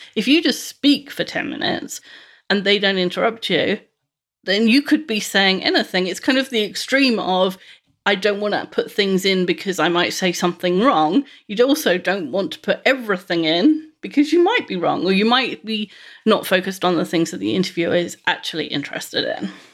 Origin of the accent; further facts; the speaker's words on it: London, United Kingdom; I grew up in West London, the eldest of three children